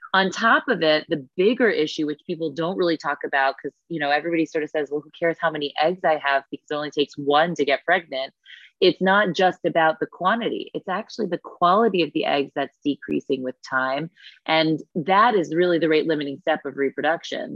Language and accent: English; New York City, New York, United States; I was born and raised here in New York City